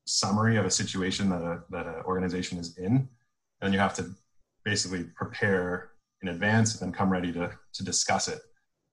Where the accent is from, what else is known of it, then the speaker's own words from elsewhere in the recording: Toronto, Ontario, Canada; I grew up in Toronto